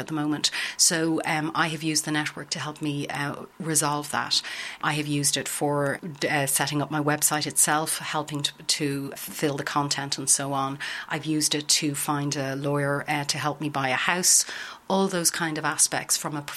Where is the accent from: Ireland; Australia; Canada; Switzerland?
Ireland; accent: Irish; moved away as an adult; now in Netherlands; As you can hear from my accent, I'm Irish